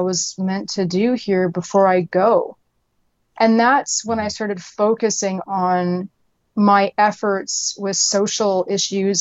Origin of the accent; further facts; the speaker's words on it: Canada; moved away as an adult; also born or lived in Atlanta, United States; Canada, which is where I'm from. I was born and raised in Canada.